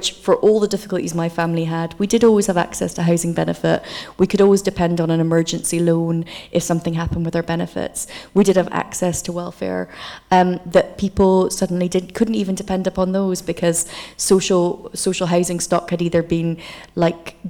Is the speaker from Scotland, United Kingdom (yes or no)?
yes; Aberdeen, Scotland, United Kingdom; also born or lived in Coatbridge; Aberdeen, where I was born, whenever I say I'm from there